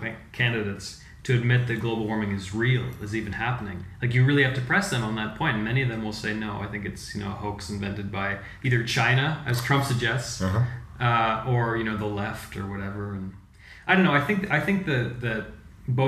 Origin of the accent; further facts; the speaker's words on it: Canada; now in Chiang Mai, Thailand; I'm not American. I'm a Canadian